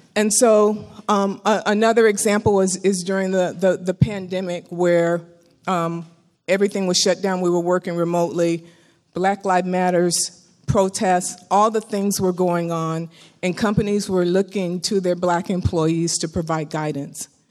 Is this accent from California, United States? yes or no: yes; Bay Area, California, United States; I grew up in the Bay Area.